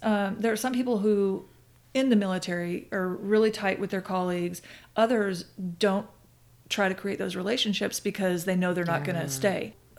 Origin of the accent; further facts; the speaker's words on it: South Dakota, United States; So I consider South Dakota my home state, but only because I think my family lived there the longest.